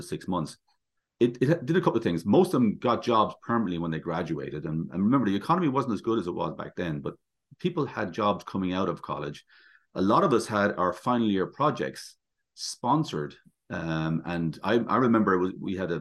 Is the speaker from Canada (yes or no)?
no; Ireland; moved away as an adult